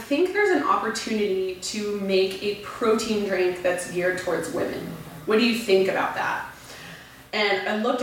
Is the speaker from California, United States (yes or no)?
yes; Orange County, California, United States; first language Spanish; English is a second language; moved away as an adult; also born or lived in San Francisco Bay Area; now in Los Angeles, United States; I grew up in Orange County